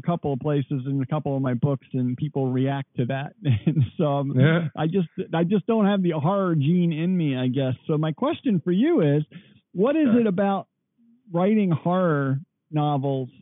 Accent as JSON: {"language": "English", "town": "Baltimore", "region": "Maryland", "country": "United States", "tie": "born or raised there", "said": "I grew up around Baltimore"}